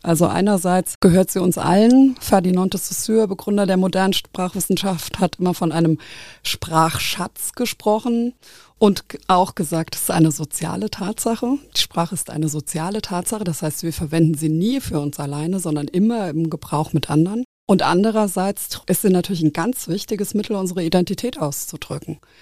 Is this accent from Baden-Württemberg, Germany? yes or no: no; Nahe valley, Rhineland-Palatinate, Germany; now in Koblenz, Germany; ich bin auch dialektal aufgewachsen, äh, gar nicht so weit weg. Ich komme aus dem Nahetal